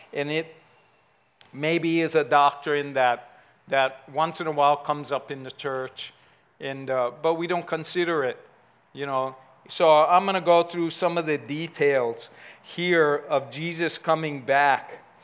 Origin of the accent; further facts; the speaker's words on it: United States; I grew up in Ever Beach